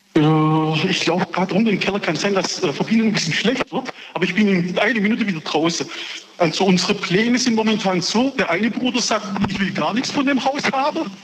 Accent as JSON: {"language": "German", "town": "Oberndorf", "country": "Germany", "tie": "born or raised there", "said": "ich bin hier in Oberndorf geboren"}